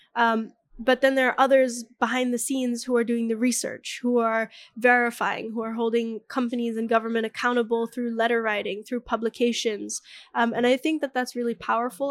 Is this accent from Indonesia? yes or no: yes; Bali, Indonesia; the way that I was raised in Bali